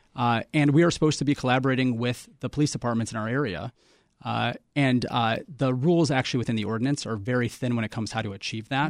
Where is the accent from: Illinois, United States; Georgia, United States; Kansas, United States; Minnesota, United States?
Illinois, United States; Chicago; I'm born and raised in Chicago, like so many generations of my family before me